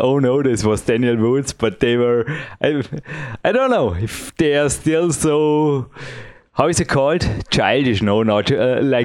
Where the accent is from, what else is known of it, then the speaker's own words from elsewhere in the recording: Dornbirn, Vorarlberg, Austria; English is a second language; my English is not perfect. I am from Austria